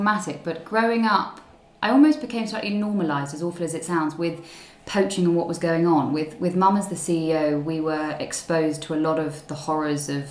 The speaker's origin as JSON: {"language": "English", "area": "Surrey", "region": "South East England", "country": "United Kingdom", "tie": "born or raised there", "also_born_or_lived": "Zambia", "said": "grew up, born and bred in Surrey, and have been here, you know, most of the time"}